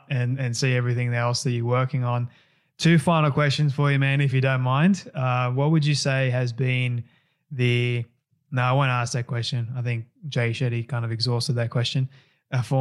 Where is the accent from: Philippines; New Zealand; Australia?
Australia; I'm an Aussie